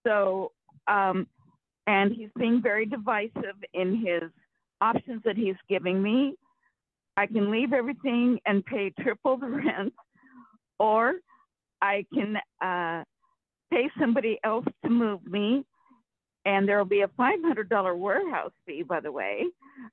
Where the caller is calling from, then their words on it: Rancho Cordova, California, United States; from Rancho Cordova, California.